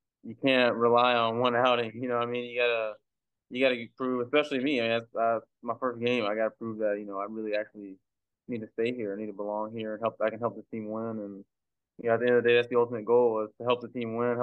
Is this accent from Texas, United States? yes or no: yes; Beaumont, Texas, United States; also born or lived in Port Arthur, Texas; I was born in Port Arthur, but I was raised in Beaumont